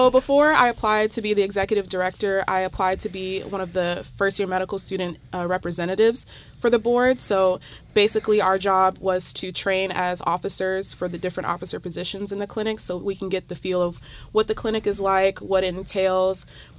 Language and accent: English; Florida, United States; now in Ohio, United States; but I'm from Florida, actually, so Ohio is very new to me